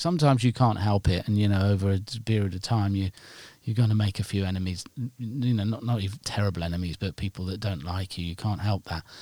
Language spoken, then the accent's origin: English; Nottingham, East Midlands, United Kingdom; I'm from Nottingham